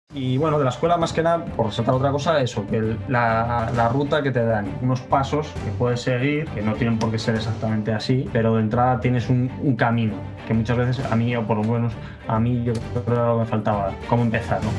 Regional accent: Tenerife, Canary Islands, Spain; moved away as an adult; also born or lived in Australia; soy de Tenerife, España

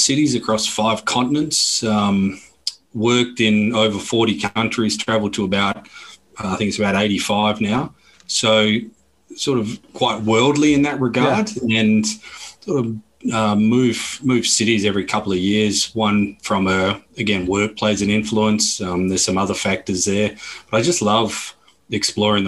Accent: Perth, Western Australia, Australia; accent: Australian; moved away as an adult; also born or lived in Melbourne / Bali / Barcelona / Cape Town; now in London, United Kingdom; born and bred in Perth in Western Australia

